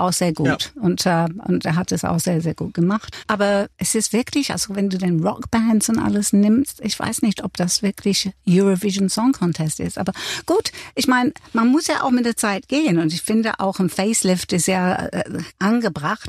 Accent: England, United Kingdom; accent: English; first language English; German is a second language; moved away; mein englischer Akzent

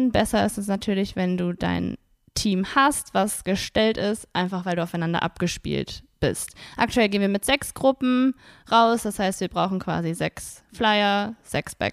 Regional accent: Wuppertal, North Rhine-Westphalia, Germany; born there; now in Cologne, Germany; Geboren in Wuppertal.

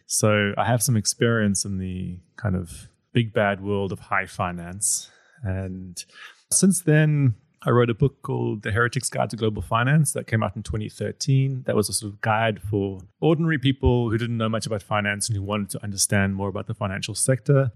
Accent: South Africa; I come from South Africa

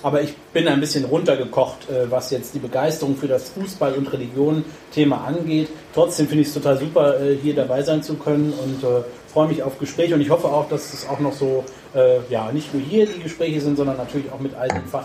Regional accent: Frankfurt, Hesse, Germany; im Schatten des Frankfurter Waldstadions und demnach auch, sage ich mal, gebürtiger Eintracht-Fan lässt sich nicht verhindern.

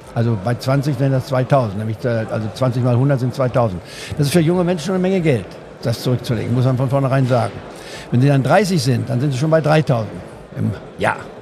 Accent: Goslar, Lower Saxony, Germany; moved away; in Goslar hat, wo ich aufgewachsen bin

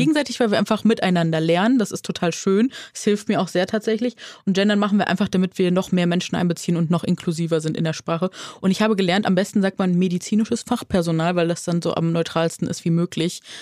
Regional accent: Neuss, North Rhine-Westphalia, Germany; accent: Rhinelander; da kommt der Rheinländer in mir durch. Ich komme ja von Nüss, aus Nüss

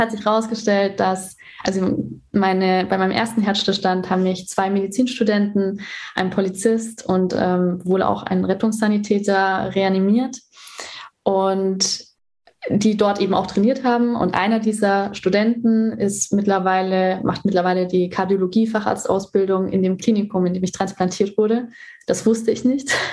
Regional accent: Germany; bei uns in Deutschland

